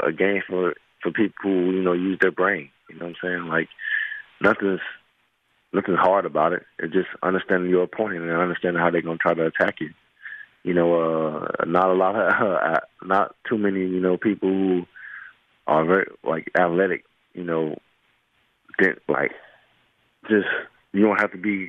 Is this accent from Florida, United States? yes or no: yes; Miami, Florida, United States; my hometown of Miami